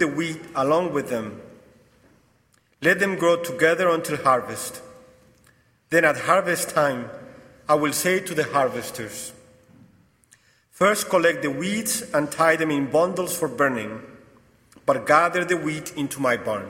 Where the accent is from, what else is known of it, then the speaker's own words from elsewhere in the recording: Mexico; accent: Mexican and Portuguese; English is a second language; moved away as an adult; also born or lived in New Hampshire, United States / Italy / Brazil; now in Connecticut, United States; I'm originally from Mexico